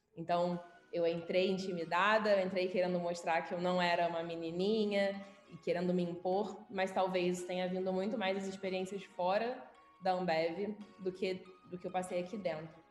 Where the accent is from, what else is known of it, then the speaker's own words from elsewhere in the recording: Rio de Janeiro, Brazil; moved away as an adult; now in Belo Horizonte, Brazil; sou carioca, nascida e criada no Rio. Vim para BH tem um ano, mais ou menos.